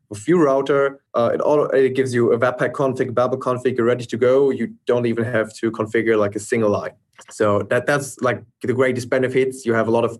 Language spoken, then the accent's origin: English; Germany; I'm from Germany.